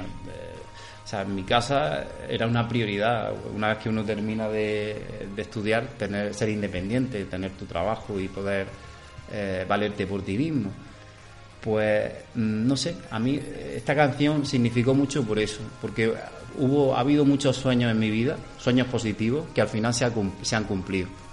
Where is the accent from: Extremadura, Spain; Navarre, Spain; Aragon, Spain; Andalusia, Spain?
Andalusia, Spain; Cúllar; now in Órgiva, Spain; mi pueblo está en la zona norte de Granada, en Cuyar, se llama Cuyar, está justo al lado de Baza